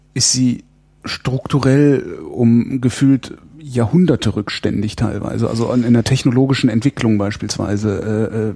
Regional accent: Germany; ich bin halt in, in der Bundesrepublik aufgewachsen

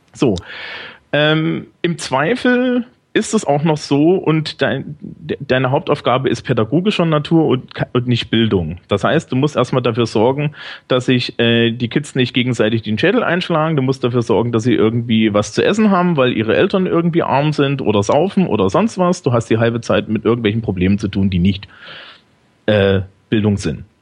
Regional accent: Thuringia, Germany; now in Bavaria, Germany; Also ich bin eigentlich aus Thüringen.

